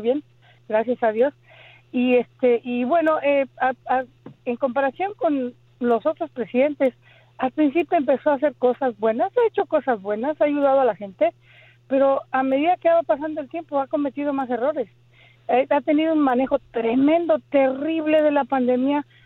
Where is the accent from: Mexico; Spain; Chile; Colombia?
Mexico; moved away as an adult; now in United States; yo soy de México